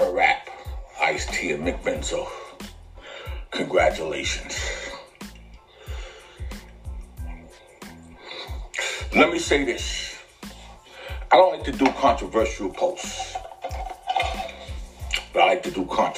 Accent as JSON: {"language": "English", "town": "New York City", "region": "New York", "country": "United States", "said": "I'm from the Bronx"}